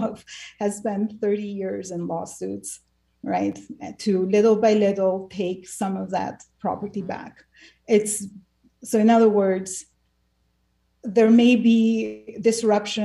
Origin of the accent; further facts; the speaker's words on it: Albania; also born or lived in Bulgaria; now in United States; growing up in Albania, which experienced one of the most severe dictatorships